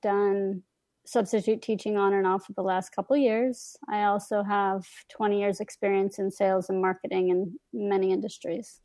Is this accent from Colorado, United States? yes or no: yes; Colorado, United States; moved away; also born or lived in Dallas / Miami / New York / Los Angeles; I grew up in Colorado, lived in Dallas, Miami, New York, L